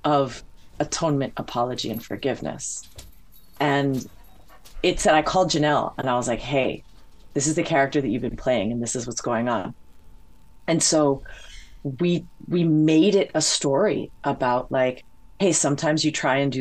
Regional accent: Hawaii, United States; I grew up in Hawaii. I speak Hawaiian, but I'm not Hawaiian.

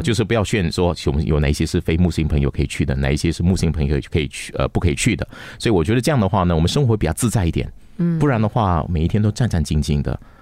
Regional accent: Johor Bahru, Johor, Malaysia; 我的新山，啊，我的新山，我的家乡，我的新山

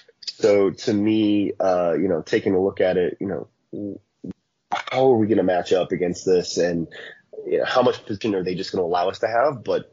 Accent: United States; as an American

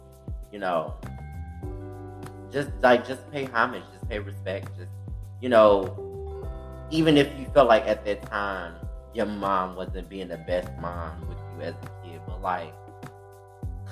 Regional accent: Detroit, Michigan, United States; I grew up in Detroit, Michigan on the west side of Detroit

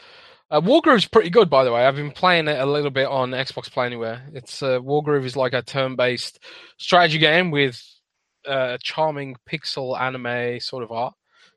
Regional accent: United Kingdom; now in Germany; No, I am British, but I live British. In Germany.

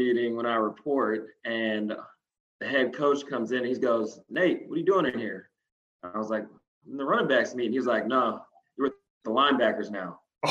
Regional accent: Columbus, Georgia, United States; moved away as an adult; also born or lived in Troy, Alabama; now in Nashville, United States; I'm originally from Columbus, Georgia, 32 years old. I've been in Nashville since 2015, 2016

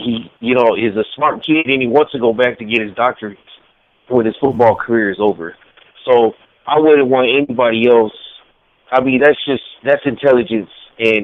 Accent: Dallas, Texas, United States; moved away as an adult; now in Austin, United States; I grew up there in Dallas. I live in Austin now

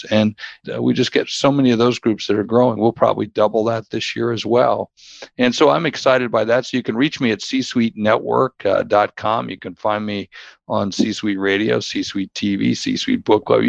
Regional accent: Warner Robins, Georgia, United States; growing up in Warner Robins, Georgia, down at the trailer park where I grew up

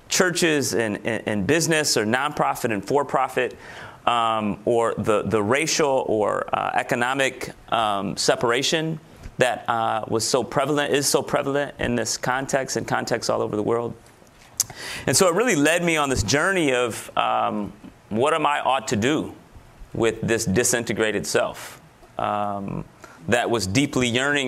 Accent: Grand Rapids, Michigan, United States; This is my hometown, so I'm born and raised in Grand Rapids, Michigan, where we're located

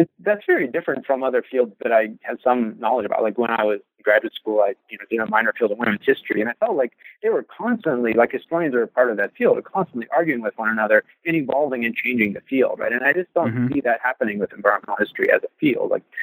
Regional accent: Kentucky, United States; And so, growing up in Kentucky, I had a sense of, you know, how race works in the South.

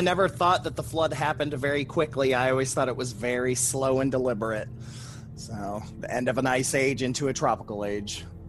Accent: Toledo, Ohio, United States; Toledo, Ohio, which is where I grew up

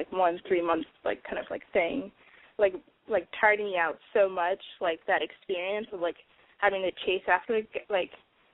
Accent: North Carolina, United States; I'm 20 years old, and I'm from North Carolina

